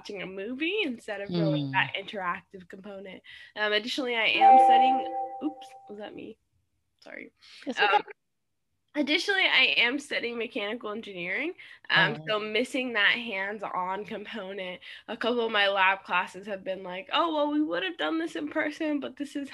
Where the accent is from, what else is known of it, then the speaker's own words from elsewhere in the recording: Miami, Florida, United States; moved away as an adult; also born or lived in Jersey City, New Jersey; I'm originally from Miami, Florida, but right now I'm in Jersey City.